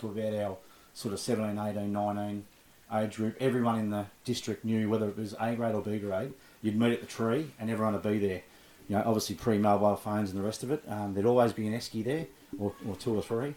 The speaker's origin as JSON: {"language": "English", "town": "Bendigo", "region": "Victoria", "country": "Australia", "tie": "born or raised there", "said": "I grew up in White Hills, so I was only a few blocks from the ground"}